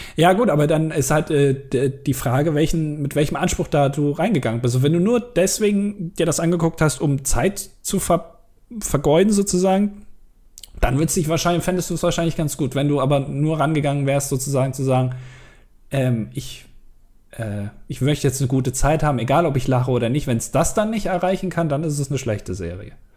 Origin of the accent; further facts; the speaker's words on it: Germany; als Deutscher